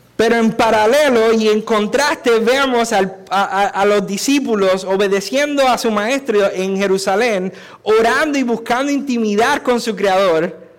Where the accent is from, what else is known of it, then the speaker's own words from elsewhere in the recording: Puerto Rico; Si soy culpable de algo es de haber nacido y haber sido nacido y criado aquí